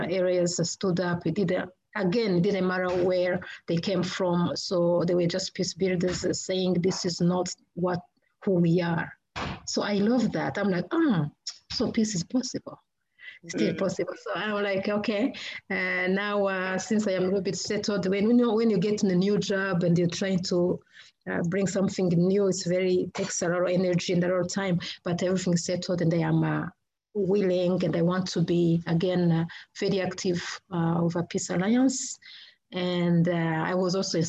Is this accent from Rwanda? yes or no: yes; Rwanda; moved away as an adult; now in United States; I come from Rwanda